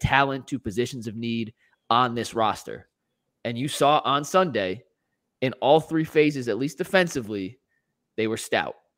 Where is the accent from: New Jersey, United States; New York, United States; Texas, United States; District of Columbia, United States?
New Jersey, United States; I was born in New Jersey. I, I grew up watching Giants games with my dad